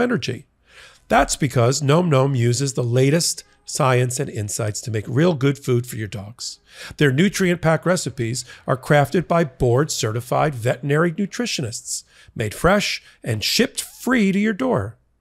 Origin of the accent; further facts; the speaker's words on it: New York, United States; I grew up in New York